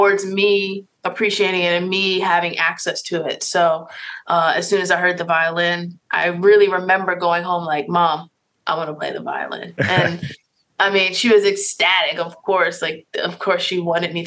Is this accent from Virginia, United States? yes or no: yes; Richmond, Virginia, United States; I'm from Richmond, Virginia. I grew up in, I guess I should say, the public school system